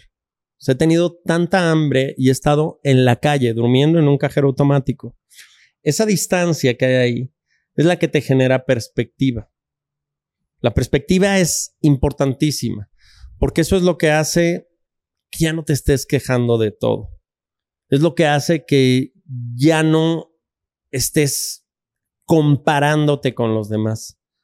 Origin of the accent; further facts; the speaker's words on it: Mexico; moved away as an adult; also born or lived in United States; yo me fui de México en el año 97 con un morralito, 100 dólares en el bolsillo y la bendición de mi mamá